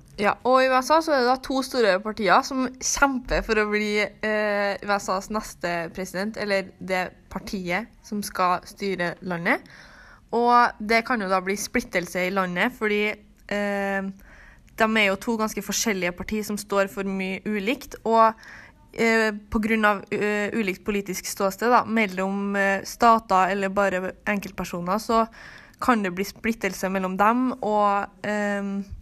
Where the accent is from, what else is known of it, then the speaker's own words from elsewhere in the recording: Trøndelag, Norway; vi kommer fra Trøndelag